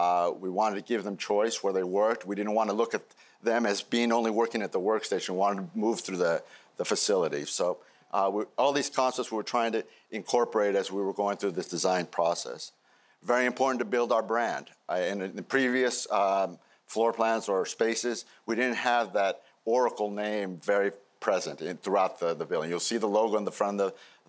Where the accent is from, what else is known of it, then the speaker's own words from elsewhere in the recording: Peru; moved away; my home country, Peru.